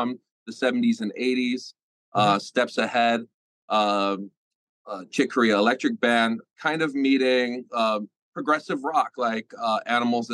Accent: United States; as an American

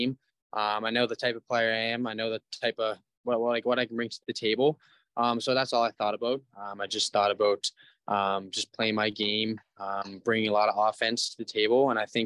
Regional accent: Nova Scotia, Canada; also born or lived in Bathurst; now in Gatineau, Canada; we're both from Nova Scotia

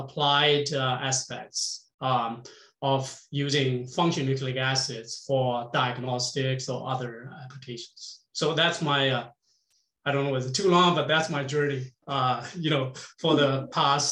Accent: China; English is a second language; moved away as an adult; also born or lived in Anhui University, China; now in Canada; I grew up in China.

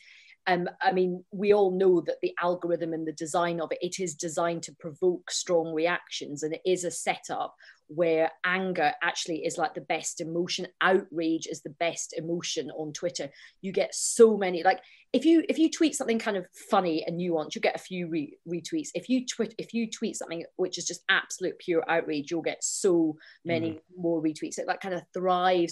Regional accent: Scotland, United Kingdom; I'm Scottish and I'm Indian

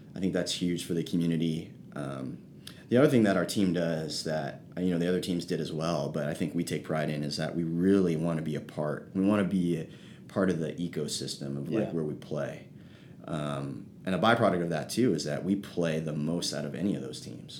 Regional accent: South San Francisco, California, United States; I grew up in South San Francisco, which is basically by the airport

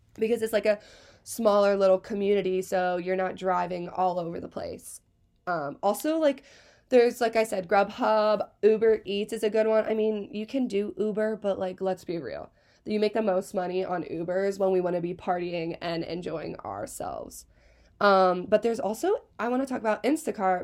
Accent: Hershey, Pennsylvania, United States; I'm from Hershey, Pennsylvania. Born and raised, sweetest place on earth

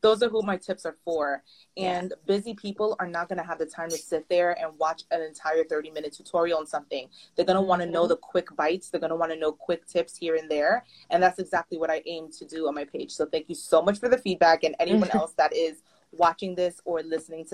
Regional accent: New York City, New York, United States; I'm from the Bronx, you know that I work in New York

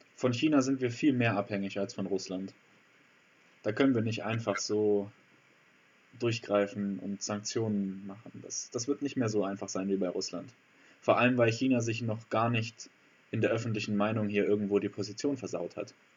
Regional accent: Germany; für uns als Deutsche

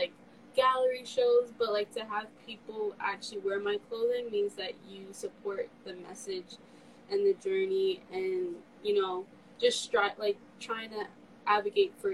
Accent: New York City, New York, United States; I'm from New York. I'm born and raised in Queens

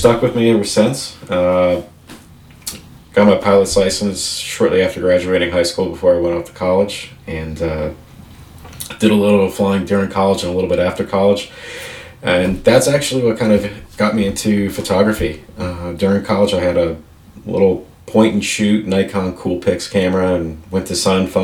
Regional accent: Northwest New Jersey, United States; moved away; I originally am a Jersey boy, so I grew up in Jersey

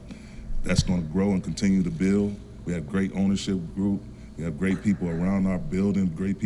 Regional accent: Saginaw, Michigan, United States; I grew up in Saginaw, Michigan.

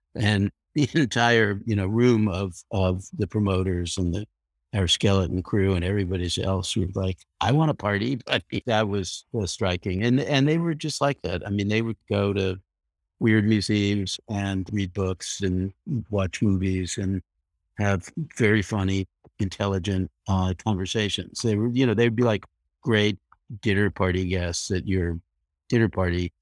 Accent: Leonia, New Jersey, United States; also born or lived in Brooklyn, New York; I was born in Brooklyn, but I grew up in a nearby New Jersey suburb called Leonia

